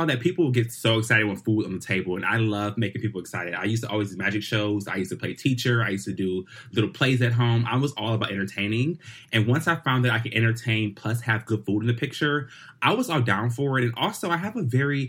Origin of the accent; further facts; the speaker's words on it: Detroit, Michigan, United States; I'm black and I'm country and I'm from Detroit